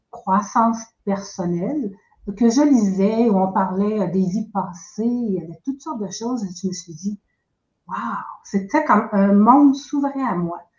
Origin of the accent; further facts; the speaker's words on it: Quebec, Canada; now in New Brunswick, Canada; Euh, je suis maintenant au Nouveau-Brunswick, qui est tout à fait à l'est du Canada. J'ai grandi euh, au Québec.